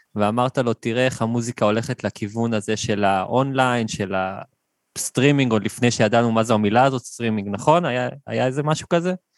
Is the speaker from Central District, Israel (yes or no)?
yes; Hefer Valley, Central District, Israel; also born or lived in Kibbutz Or HaNer; now in Or HaNer, Israel; במקור אני מעמק חפר